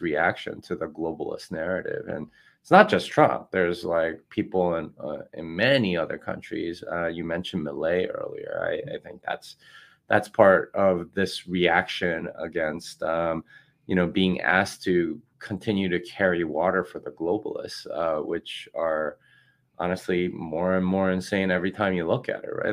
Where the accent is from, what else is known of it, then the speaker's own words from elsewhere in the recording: Texas, United States; I'm from Texas